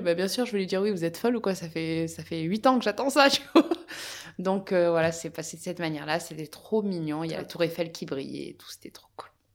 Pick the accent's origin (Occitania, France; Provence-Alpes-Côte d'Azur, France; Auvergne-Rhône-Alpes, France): Provence-Alpes-Côte d'Azur, France; Apt; je suis originaire d'Apt dans le Vaucluse